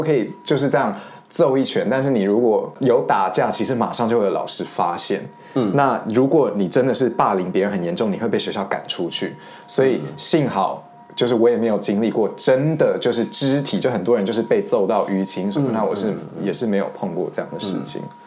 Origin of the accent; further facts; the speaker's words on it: Madrid, Community of Madrid, Spain; moved away; 我从小自己是在那个马德里西班牙出生长大的